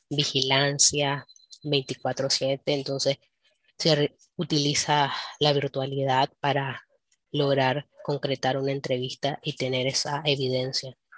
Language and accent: Spanish; Nicaragua; como nicaragüense tenés